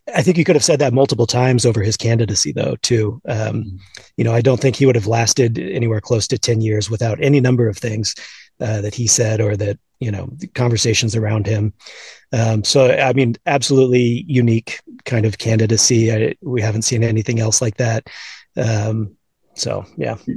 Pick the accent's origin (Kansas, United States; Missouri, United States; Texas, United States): Texas, United States; Houston; I grew up in Houston, uh, an Astros fan uh, kind of late 80s and all throughout the 90s